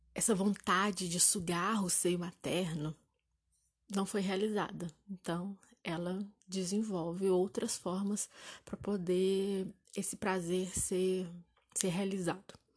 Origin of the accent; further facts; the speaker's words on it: Juiz de Fora, Minas Gerais, Brazil; eu sou de Juiz Fora